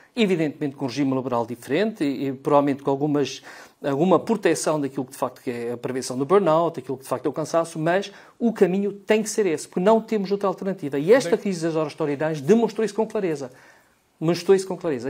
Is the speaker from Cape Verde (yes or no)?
no; Arganil, Coimbra District, Portugal; como Erganil, que é a minha terra